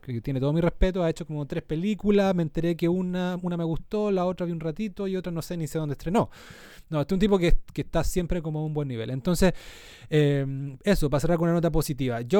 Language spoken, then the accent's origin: Spanish; southern Chile, Chile; moved away; En el sur, de donde yo vengo